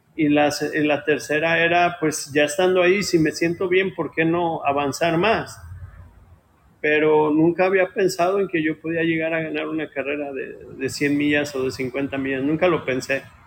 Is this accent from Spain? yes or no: no; Ciudad Guzmán, Jalisco, Mexico; moved away as an adult; now in Pomona, United States; Soy de Ciudad Guzmán, Jalisco